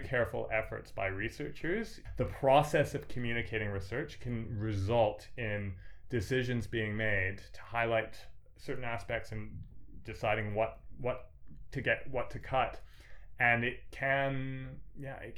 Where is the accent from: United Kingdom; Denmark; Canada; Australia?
Canada; I am Canadian myself